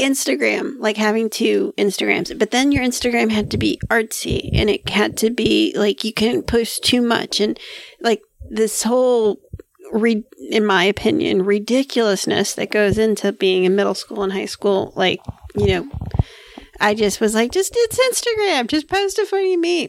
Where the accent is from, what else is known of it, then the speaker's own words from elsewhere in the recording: Hialeah, Florida, United States; I'm from Hialeah